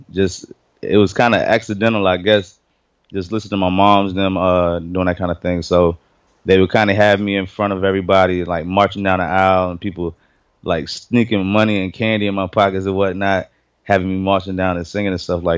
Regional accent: Columbia, South Carolina, United States; I'm from Columbia, South Carolina, man, the metropolitan area

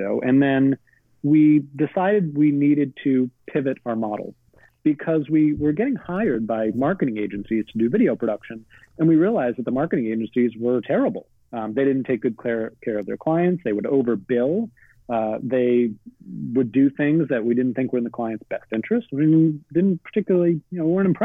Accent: Boston, Massachusetts, United States; I grew up in Boston

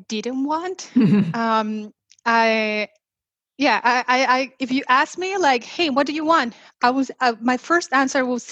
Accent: Mexico; moved away as an adult; originally I am from Mexico, and after I moved here

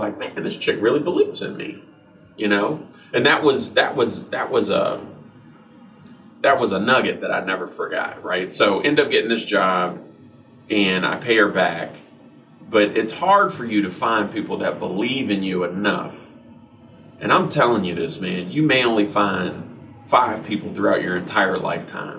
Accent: Ohio, United States; now in Nashville, United States; we're from Ohio, so it's a really racist town

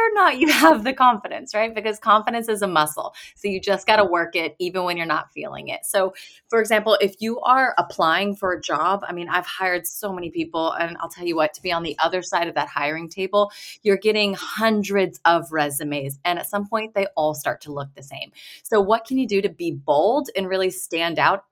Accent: Texas, United States; moved away as an adult; also born or lived in Boston; from Texas originally and went to school in Boston.

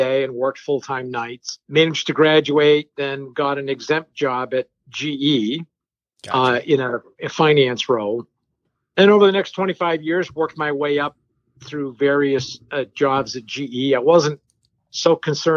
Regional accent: New Hampshire, United States; first language French; English is a second language; I grew up in New Hampshire, in a small French Canadian enclave in New Hampshire

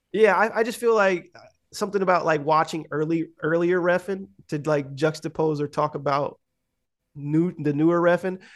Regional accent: United States; I'm too American

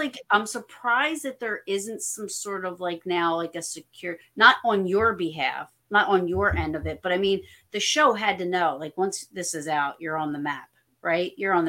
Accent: New Jersey, United States; I'm from New Jersey. Can you only imagine?

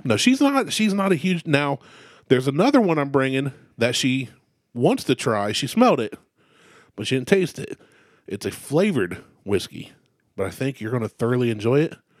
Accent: Ohio, United States; I'm from Ohio

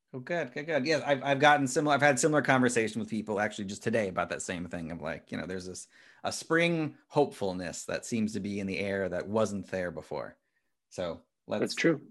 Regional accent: Midwest, United States; I'm from a small town in the Midwest

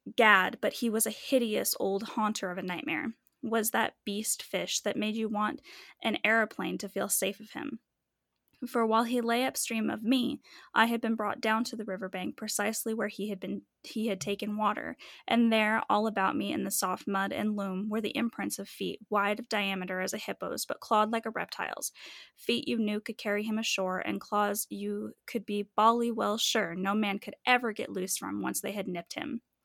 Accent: Manitou Springs, Colorado, United States; I grew up in Manitou and our school is literally on a mountain

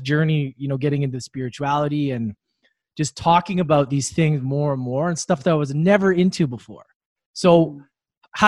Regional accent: Edmonton, Alberta, Canada; I grew up in Edmonton, Alberta

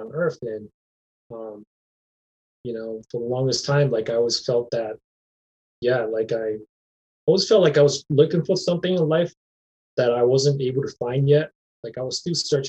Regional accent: Rhode Island, United States; moved away as an adult; now in Minnesota, United States; I went to church growing up in Rhode Island

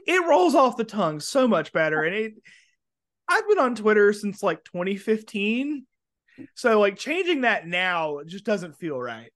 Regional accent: Alabama, United States; moved away; also born or lived in Florida; I'm originally from Alabama.

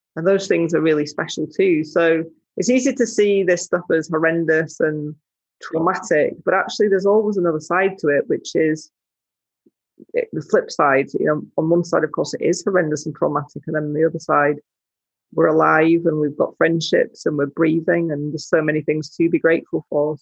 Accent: Yorkshire and the Humber, United Kingdom; I grew up in West Yorkshire

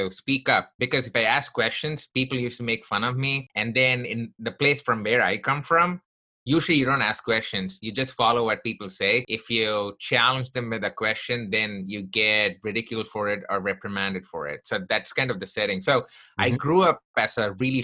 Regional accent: Chennai, Tamil Nadu, India; also born or lived in Texas; now in United States; I grew up in the southern part of India from a place called Chennai.

